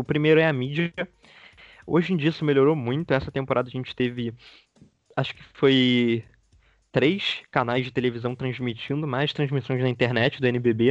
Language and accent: Portuguese; Petrópolis, Rio de Janeiro, Brazil; sou de Petrópolis, do Rio, não sou da capital.